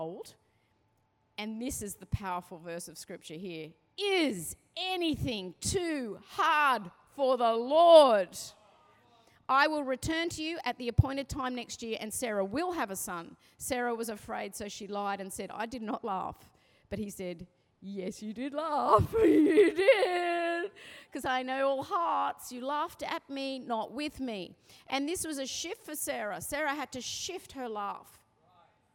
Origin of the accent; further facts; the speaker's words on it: Sydney, New South Wales, Australia; I'm from the Northern Beaches